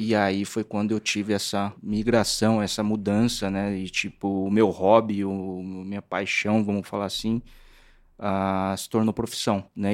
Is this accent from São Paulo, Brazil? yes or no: yes; São Paulo, Brazil; also born or lived in Santo André; eu sou nascido em Santo André, né? Mas uh, a gente foi mudou para aclimação quando eu tinha sete anos